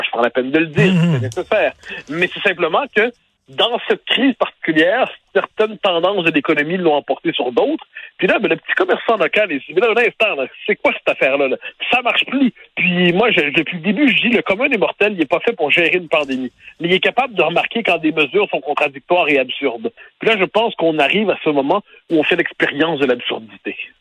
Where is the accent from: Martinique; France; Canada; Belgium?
Canada; Quebec; On est des Québécois